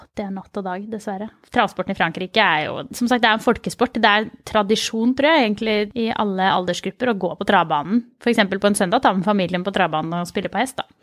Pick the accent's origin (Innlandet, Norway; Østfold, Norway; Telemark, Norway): Østfold, Norway; Mysen; Jeg kommer fra Mysen